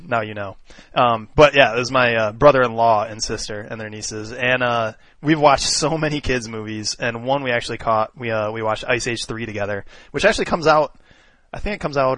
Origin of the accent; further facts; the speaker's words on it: Michigan, United States; born or raised there; also born or lived in Livermore, California